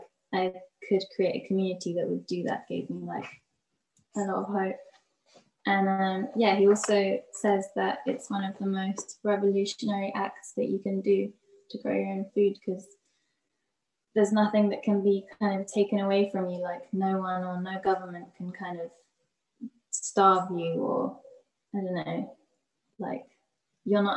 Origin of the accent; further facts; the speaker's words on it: London, United Kingdom; growing up in London, in like different areas